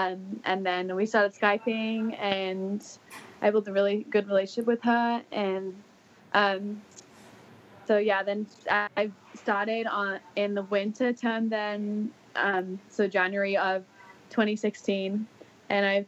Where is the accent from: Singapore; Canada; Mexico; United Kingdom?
Singapore; also born or lived in Auckland, New Zealand; So I was born in Auckland, and then my family moved to Singapore when I was pretty young. So I did most of my primary schooling in Singapore